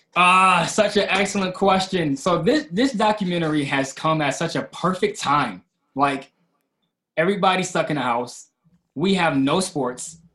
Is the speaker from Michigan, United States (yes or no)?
yes; Kalamazoo, Michigan, United States; I'm from Kalamazoo, Michigan. Um, and I was raised in a single parent household